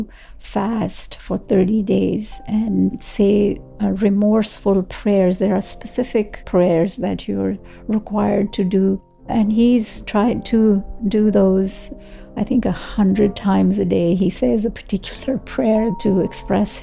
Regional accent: Srinagar, Jammu and Kashmir, India; moved away as an adult; now in Ottawa, Canada; I was born in Srinagar, Kashmir, the capital city of Kashmir.

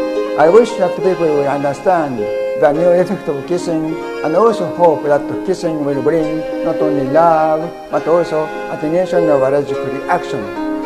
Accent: Japan; from Japan

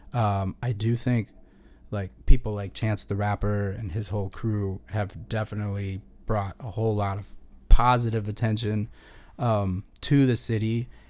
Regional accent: Chicago, Illinois, United States; born or raised there; moved away as an adult; also born or lived in Boston / New Orleans / Los Angeles

